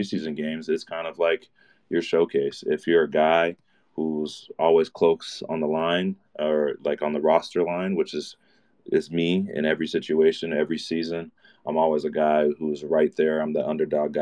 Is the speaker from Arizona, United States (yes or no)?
yes; Mesa, Arizona, United States; I'm from Mesa, Arizona